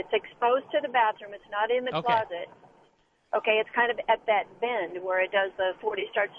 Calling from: Humble, Texas, United States; I'm calling you I'm calling you from Humble, Texas, and I have a problem in my master bathroom that I'm hoping you can help me remedy.

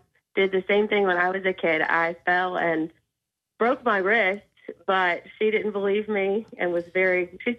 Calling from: Walterboro, South Carolina, United States; I'm calling from Walterboro, South Carolina.

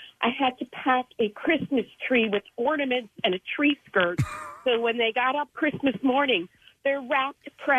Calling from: Florida, United States; also born or lived in Philadelphia area; I'm calling from Florida.

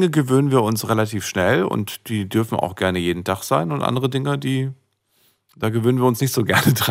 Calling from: Karlsruhe, Baden-Württemberg, Germany; Ich bin aus Karlsruhe.

